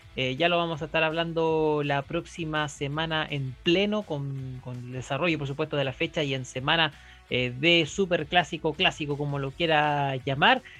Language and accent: Spanish; Chile; nuestro país